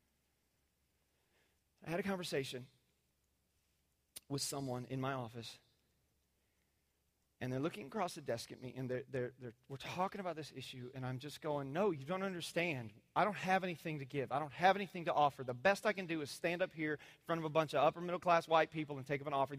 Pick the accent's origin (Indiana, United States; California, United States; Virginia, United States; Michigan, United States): Indiana, United States; moved away; I was raised in the Midwest conservative world in cornfield country.